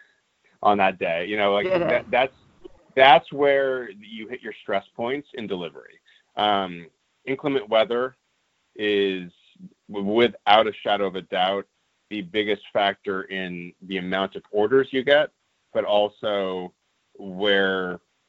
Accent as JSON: {"language": "English", "town": "Los Angeles", "region": "California", "country": "United States", "tie": "born or raised there", "said": "I grew up in Los Angeles"}